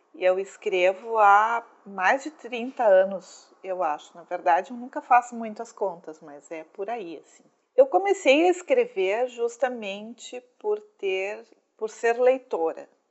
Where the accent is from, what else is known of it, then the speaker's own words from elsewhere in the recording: Brazil; Nós somos brasileiros